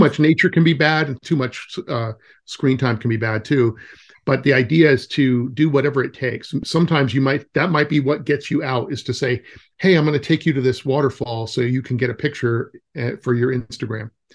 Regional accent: California, United States; moved away; I'm from California, so, originally

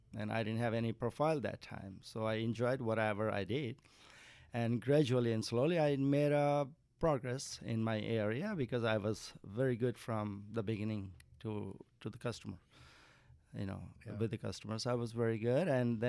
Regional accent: Nepal; moved away as an adult; now in United States; I'm from Nepal.

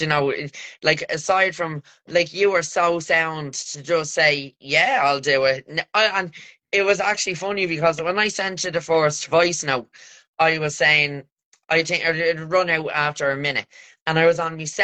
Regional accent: Ireland; we're Irish

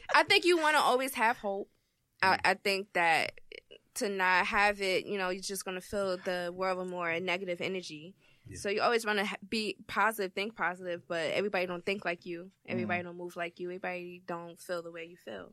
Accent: Irvington, New Jersey, United States; I grew up in in Irvington. I'm from Irvington originally

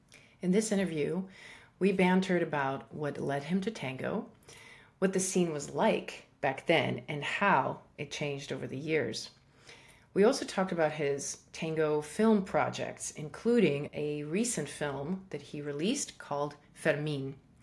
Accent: Russia; also born or lived in Iran / Africa; I was born in Iran, and then I grew up in Africa, and then I grew up part of my time in Russia.

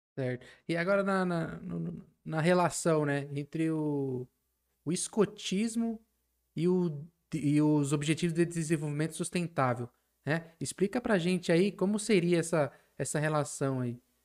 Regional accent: São Paulo, Brazil; eu como aqui sou paulista

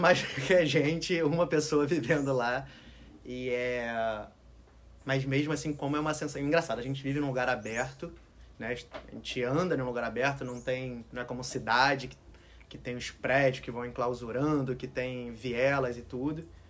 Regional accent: Rio de Janeiro, Brazil; moved away; Eu, apesar de viver no Rio, nascer no Rio, eu nasci e vivia no Alto da Boa Vista, em uma casa com um jardim gigante

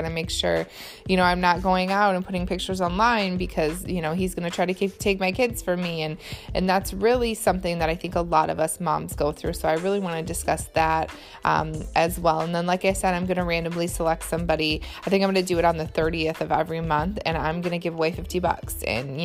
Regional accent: Michigan, United States; also born or lived in Boston; I'm from Michigan

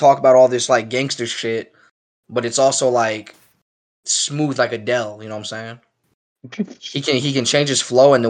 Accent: South Jamaica, Queens, New York, United States; in the same neighborhood 50 Cent is from. You know, we're both from South Jamaica, Queens

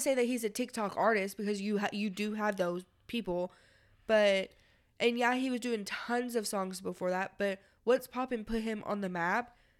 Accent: Louisville, Kentucky, United States; we're from Louisville

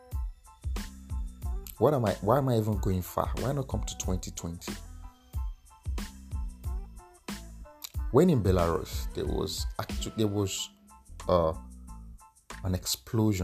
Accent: Nigeria; I'm an Nigerian

